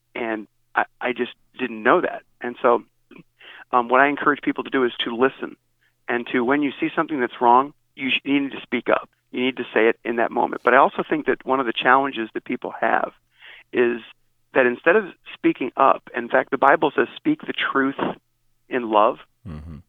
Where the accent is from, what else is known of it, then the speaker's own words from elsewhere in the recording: Northeast Ohio, United States; I grew up in Northeast Ohio